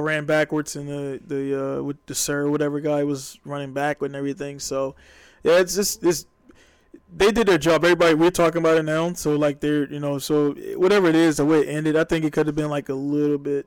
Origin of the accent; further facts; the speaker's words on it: Baltimore, Maryland, United States; I'm from Baltimore.